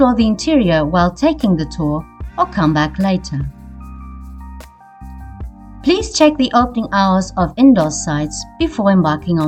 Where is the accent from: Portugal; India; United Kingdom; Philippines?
Portugal; Funchal, Madeira; your local Madeiran guide.